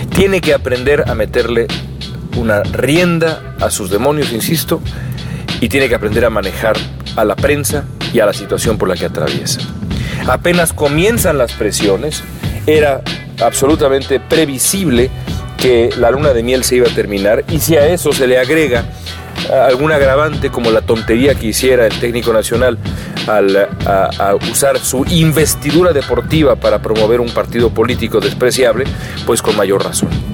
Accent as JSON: {"language": "Spanish", "country": "Mexico", "tie": "born or raised there", "moved": "as an adult", "lives_now": "Los Angeles, United States", "said": "he vivido toda mi vida en, en México"}